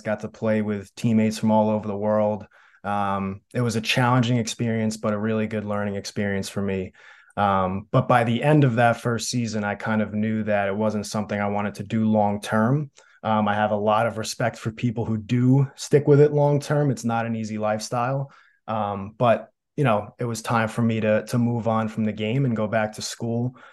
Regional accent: Smithtown, New York, United States; moved away; growing up on Long Island, my goal was to, first of all, have a great career at Smithtown West

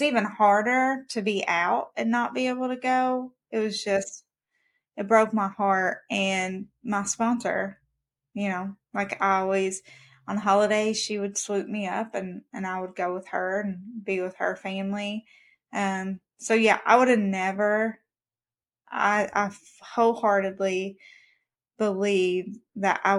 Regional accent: Kentucky, United States; I'm from Kentucky

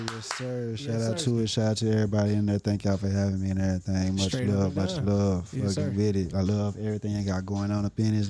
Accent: Dallas, Texas, United States; I'm from Dallas, Texas, man. Oak Cliff to be specific.

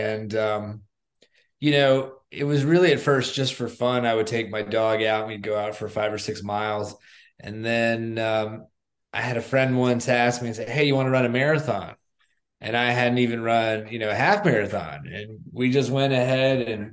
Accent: South Florida, United States; I grew up in South Florida

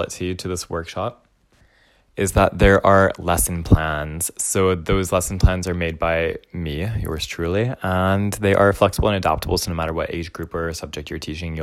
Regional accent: Dallas, Texas, United States; now in Vancouver, Canada; I'm a Texan settler, originally from the stolen land of the Wichita, Kickapoo, Jumanos, and Tawakoni Nations, also known as Dallas, Texas

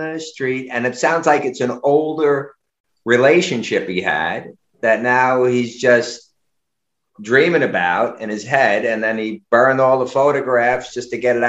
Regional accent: New York City, New York, United States; I was growing up in Brooklyn

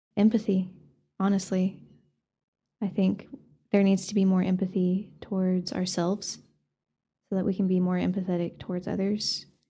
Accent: Canyon, Texas, United States; I grew up in Canyon

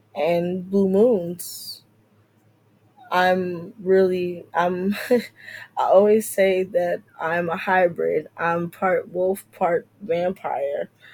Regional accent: New Jersey, United States; moved away as an adult; now in DMV (Washington metropolitan area), United States; I grew up in Central Jersey and my adulthood was more in North Jersey

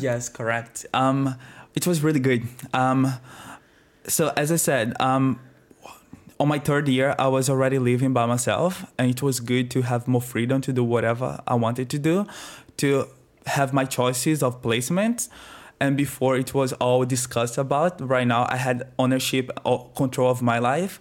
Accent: Northeast Region, Brazil; accent: Brazilian; moved away as an adult; also born or lived in Adelaide, Australia; now in Australia; I am Brazilian. I am twenty-seven years old. I am from the northeast of Brazil

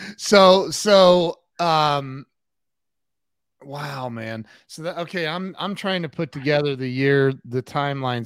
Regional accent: United States; I'm from America

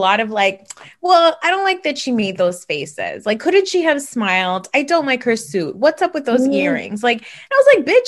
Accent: New Jersey, United States; I'm from New Jersey.

